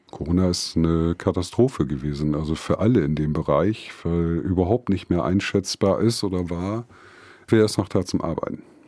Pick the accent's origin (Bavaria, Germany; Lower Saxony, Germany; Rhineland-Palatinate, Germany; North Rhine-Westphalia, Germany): Lower Saxony, Germany; Delmhorst; Ich komme gebürtig aus Delmhorst